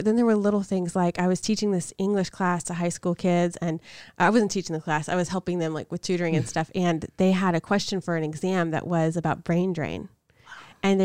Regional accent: Macon, Georgia, United States; this is happening in what I considered my hometown, the absolutely. Place I spent the most of my life at that point.

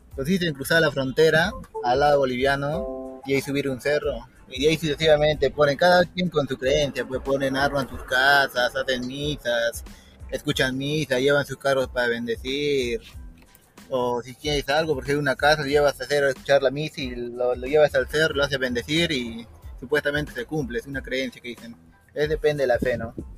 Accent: Yunguyo, Puno, Peru; vengo de la ciudad de Puno, de provincia de Yunguyo.

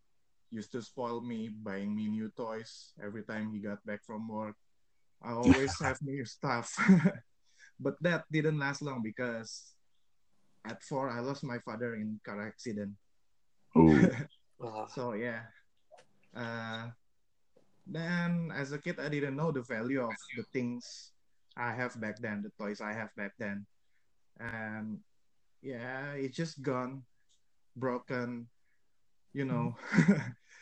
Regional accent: Jakarta, Indonesia; I was born in Jakarta back in 1989.

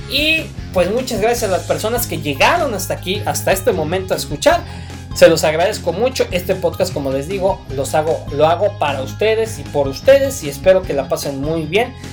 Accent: Mexico; Porque somos mexicanos, hay que apoyar a los equipos mexicanos.

